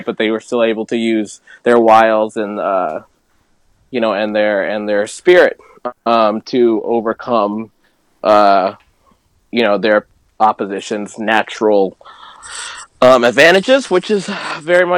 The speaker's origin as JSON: {"language": "English", "region": "Maryland", "country": "United States", "tie": "born or raised there", "said": "growing up in Maryland"}